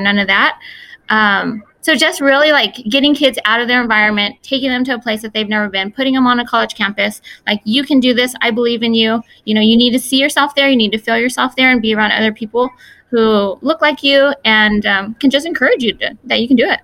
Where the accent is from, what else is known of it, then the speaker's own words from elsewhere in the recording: Fresno, California, United States; I was born here in Fresno, um, here in the Central Valley